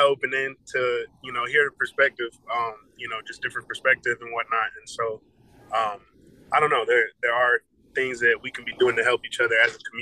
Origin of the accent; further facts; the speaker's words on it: Marietta, Georgia, United States; moved away as an adult; also born or lived in Virginia Beach, Virginia; now in Tennessee, United States; I'm from Marietta, Georgia. I'm actually from Virginia Beach, Virginia, but I only lived out there until I was like 5. And then I moved out here, and I've been out here in Marietta, Georgia, since I was like 6.